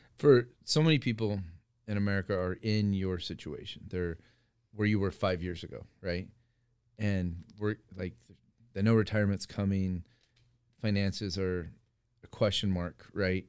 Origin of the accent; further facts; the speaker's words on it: Iowa, United States; moved away; also born or lived in California; growing up in Iowa